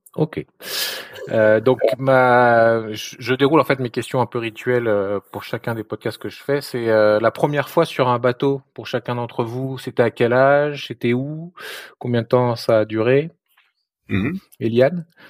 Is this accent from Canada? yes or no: no; France; moved away as an adult; also born or lived in Luxembourg; now in United States; avant de venir ici aux États-Unis, j'ai, je suis français, mais j'ai habité euh, longtemps au Luxembourg